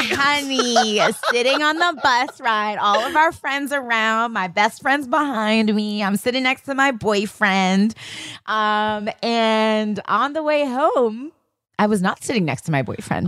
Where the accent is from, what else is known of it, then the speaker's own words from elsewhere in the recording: New York City, New York, United States; as a kid growing up in Queens, Hollis, Queens